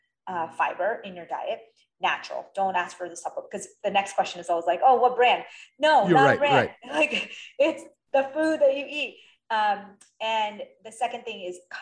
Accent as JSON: {"language": "English", "country": "India", "said": "I'm Indian and I grew up vegetarian"}